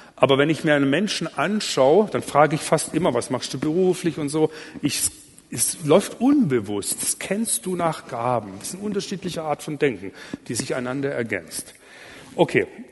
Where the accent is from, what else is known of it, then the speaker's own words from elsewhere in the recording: Allgäu, Bavaria, Germany; ich komme aus dem Allgäu